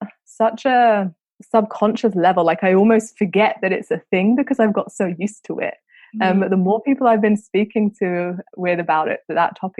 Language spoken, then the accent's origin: English; London, United Kingdom; I grew up in London, so London's very, very diverse as a city.